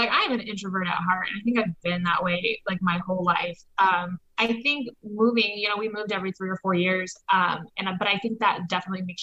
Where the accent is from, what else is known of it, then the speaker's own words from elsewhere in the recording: Anchorage, Alaska, United States; born there; also born or lived in Texas / Nebraska; now in Omaha, United States; Um, so I was born in Anchorage, Alaska. Um, and then over the course for like the next 15 years or so, we've moved to Texas, um, like in the, the San Angelo area.